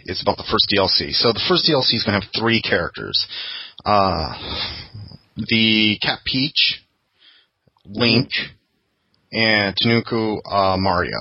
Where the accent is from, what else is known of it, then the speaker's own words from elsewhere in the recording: Minnesota, United States; now in San Francisco area, United States; I grew up there